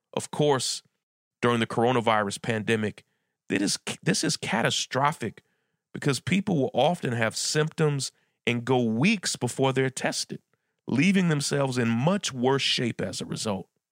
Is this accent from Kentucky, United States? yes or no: yes; Lexington, Kentucky, United States; now in Brooklyn, United States; I'm from Lexington, where U K is